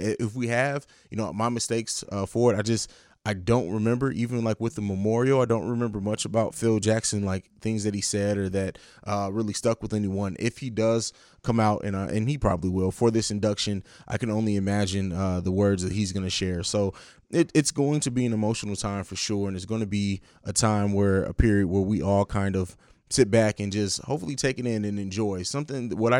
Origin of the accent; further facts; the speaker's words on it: Germany; also born or lived in St. Louis, United States; it's not really my hometown because I grew up in Italy in Germany, but I spent a lot of time in St. Louis, Missouri